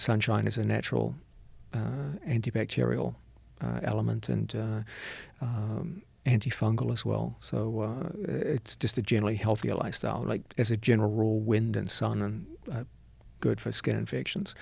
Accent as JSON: {"language": "English", "country": "New Zealand", "tie": "born or raised there", "also_born_or_lived": "New York City", "moved": "as an adult", "said": "I was raised in New Zealand."}